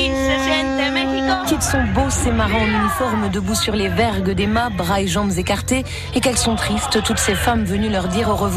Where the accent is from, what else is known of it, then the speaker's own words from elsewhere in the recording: Namur, Wallonia, Belgium; On vient de Belgique, d'un de Namur.